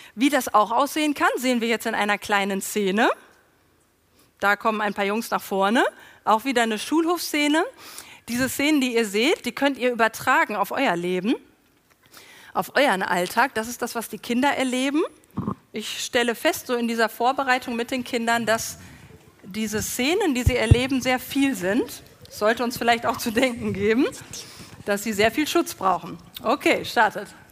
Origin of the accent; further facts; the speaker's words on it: Germany; wir das als Deutsche